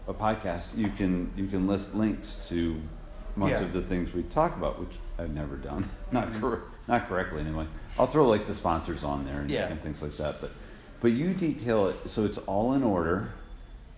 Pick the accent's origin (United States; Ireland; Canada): United States; Minnesota; I'm from Minnesota